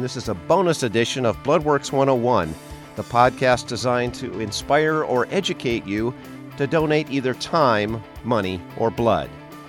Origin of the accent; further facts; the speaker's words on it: Wisconsin, United States; now in Washington, United States; I'm from Wisconsin.